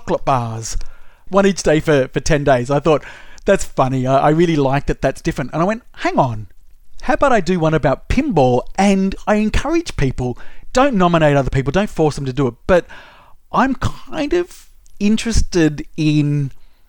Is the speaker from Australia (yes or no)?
yes; Sydney, New South Wales, Australia; now in Melbourne, Australia; I grew up in Sydney, so I used to go to Luna Park every school holidays